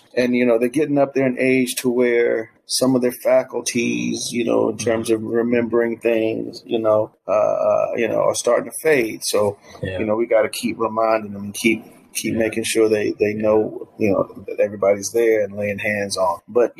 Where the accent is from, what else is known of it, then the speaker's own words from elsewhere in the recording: Clinton, South Carolina, United States; moved away; I'm partial because I'm from Clinton, or as they say in the South, Clinton, South Carolina. I actually just left there like 3 days ago.